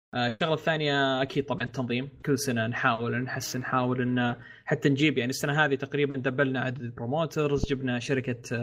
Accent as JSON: {"language": "Arabic", "country": "Saudi Arabia", "said": "عندنا في السعوديه"}